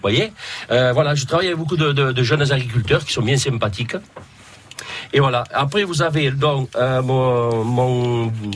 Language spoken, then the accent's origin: French; Palau-del-Vidre, Occitania, France; Je suis de Palo del Vidre. Je suis né à Palo del Vidre